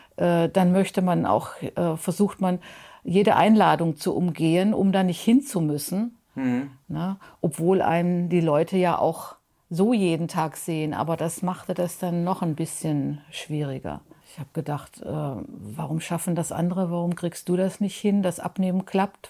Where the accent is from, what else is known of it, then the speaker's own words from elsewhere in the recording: Mönchengladbach, North Rhine-Westphalia, Germany; ich komme aus Mönchengladbach